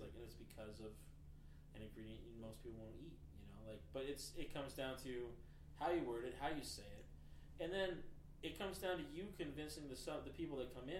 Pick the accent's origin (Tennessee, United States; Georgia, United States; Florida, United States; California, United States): Tennessee, United States; born there; also born or lived in Japan; No, Japan. I was born in Tennessee, but lived in Japan.